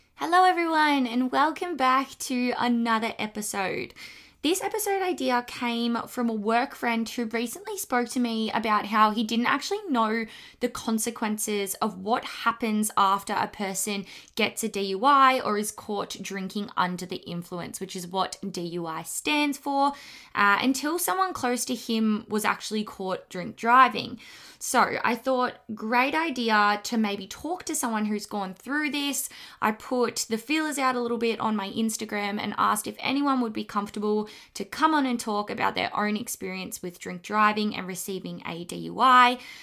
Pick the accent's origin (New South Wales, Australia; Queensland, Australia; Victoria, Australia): Victoria, Australia; Melbourne; I'm from Melbourne, Victoria, in Australia